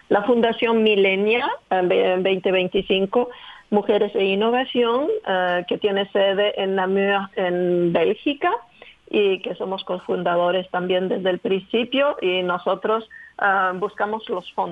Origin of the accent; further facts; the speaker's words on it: Chile; Pues el camino empezó de manera increíble porque yo nací en Chile, de mis padres franceses, venidos en Chile para enseñar el francés en la Alianza Francesa, pero fui educada por una nani eh, que era chilena, del sur de Chile